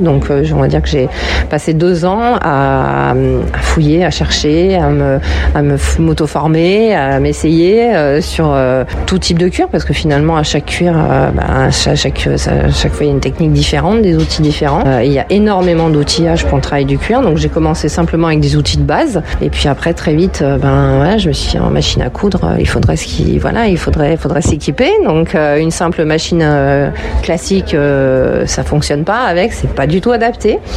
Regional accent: Villeurbanne, Auvergne-Rhône-Alpes, France; born or raised there

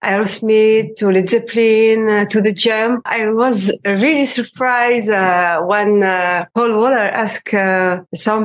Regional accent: Algiers, Algiers Province, Algeria; I grew up in Algiers

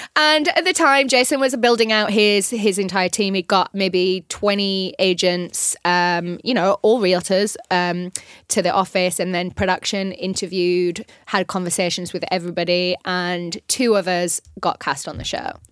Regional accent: North West England, United Kingdom; moved away as an adult; also born or lived in London; now in Los Angeles, United States; I was originally from England

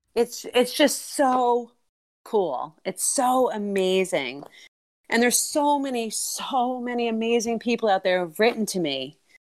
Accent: outside New York City, United States; moved away as an adult; now in Maine, United States; I'm originally from, uh, outside New York City, and I've been in Maine for twenty years.

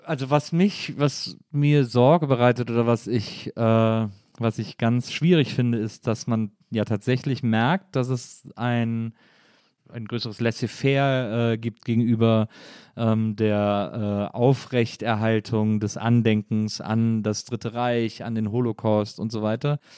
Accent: Germany; als Deutsche

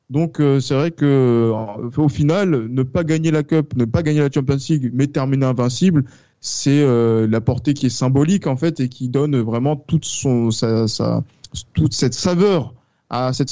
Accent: France; parce que oui, je pense que parce que nous sommes français et que d'un point de vue français

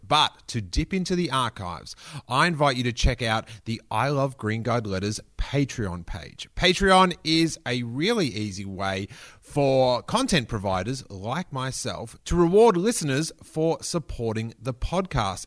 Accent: Rosebud, Victoria, Australia; I grew up down in Rosebud

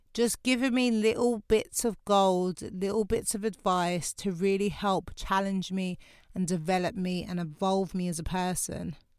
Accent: London, United Kingdom; I'm from Lewisham.

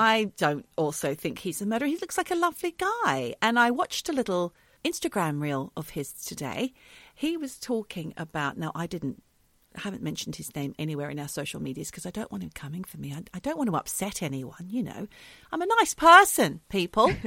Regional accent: Australia; moved away; We're Australian, but we both live in different countries now.

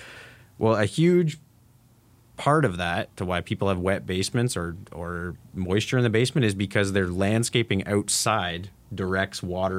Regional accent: Ameliasburg, Ontario, Canada; born or raised there; accent: rural Southern Ontario

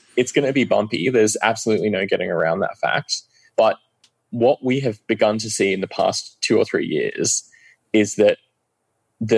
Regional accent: Australia; moved away as an adult; also born or lived in London, United Kingdom; now in Oslo, Norway; I was 8 years old when I moved away from London to Australia

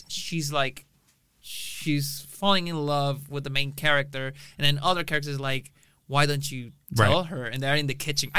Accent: Mexico; moved away as an adult; now in Austin, United States; in Mexico, in my hometown

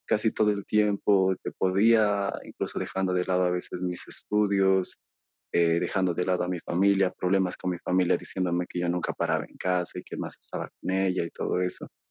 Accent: Bolivia; yo soy de Bolivia

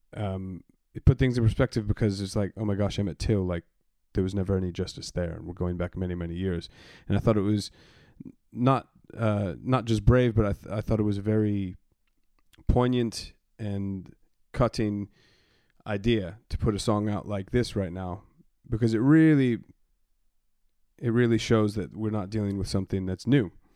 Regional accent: Arizona, United States; moved away as an adult; now in London, United Kingdom; I had seen some pretty deep reggae gigs growing up in Arizona

